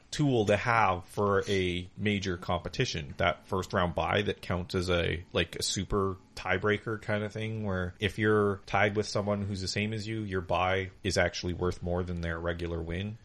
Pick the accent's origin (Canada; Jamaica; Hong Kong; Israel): Canada; we're Canadian